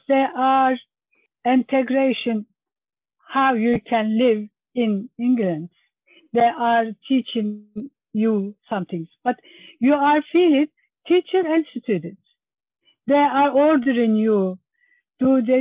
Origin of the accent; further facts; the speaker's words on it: Turkey; English is a second language; moved away as an adult; now in Birchington, United Kingdom; I am from Turkey.